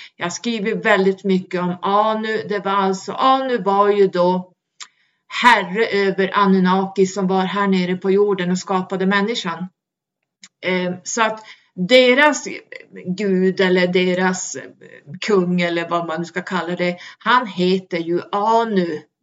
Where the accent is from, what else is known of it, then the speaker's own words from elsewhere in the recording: Sweden; vi svenskar